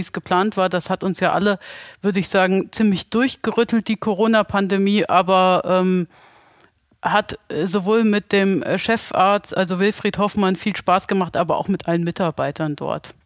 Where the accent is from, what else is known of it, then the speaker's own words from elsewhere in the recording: Bad Soden-Salmünster, Hesse, Germany; ich bin ursprünglich auch aus Bad Soden-Salmünster